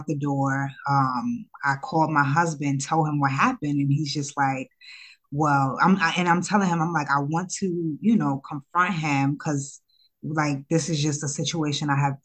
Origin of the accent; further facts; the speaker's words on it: New York City, New York, United States; also born or lived in Ghana; I'm from Harlem, grew up in Harlem